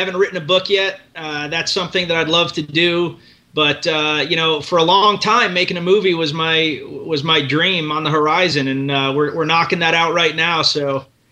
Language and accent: English; Somerset, Massachusetts, United States; also born or lived in Providence, Rhode Island / Naples, Italy; I went to middle school and high school in Somerset, Massachusetts